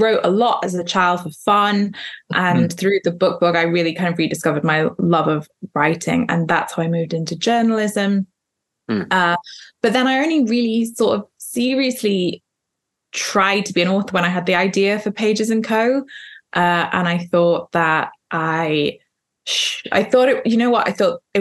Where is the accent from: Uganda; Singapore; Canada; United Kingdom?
United Kingdom; also born or lived in Wales; now in London, United Kingdom; I am British, but I am technically half Scottish, half English.